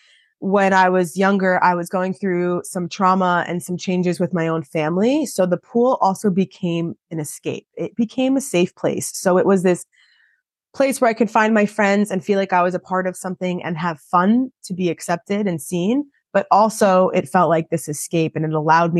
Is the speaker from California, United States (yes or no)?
no; Long Island, New York, United States; I am from Long Island, New York. I started swimming at 5 years old. I swam for a local club team